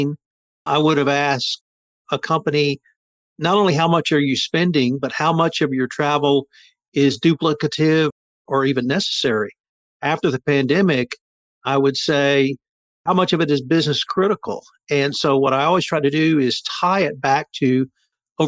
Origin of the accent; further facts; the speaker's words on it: Texas, United States; I'm from Texas